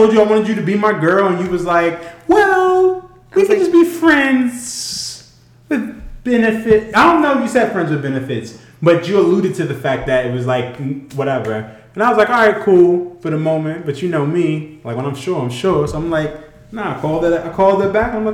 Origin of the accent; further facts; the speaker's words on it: New York City, New York, United States; I grew up in Harlem. the beginning of Harlem.